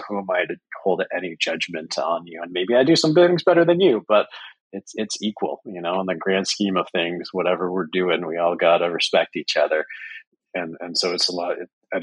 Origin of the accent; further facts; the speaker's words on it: Canada; I'm Canadian